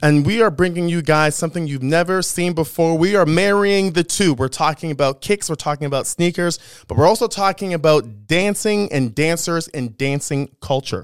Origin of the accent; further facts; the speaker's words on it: Thornhill, Ontario, Canada; also born or lived in Toronto; I grew up in Thornhill